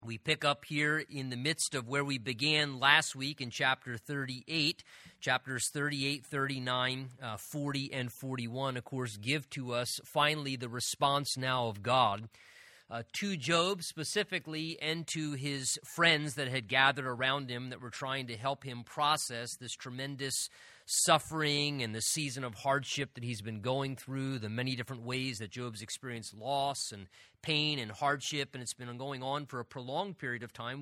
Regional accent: Southern New Jersey, United States; moved away; also born or lived in Pennsylvania; I'm originally from Southern New Jersey

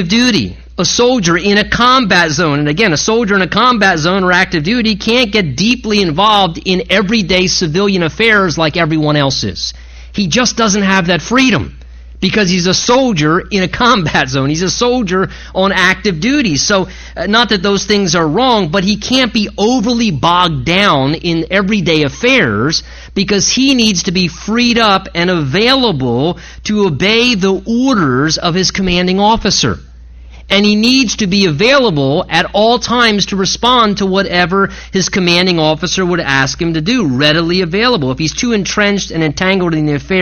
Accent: United States; as American Christians

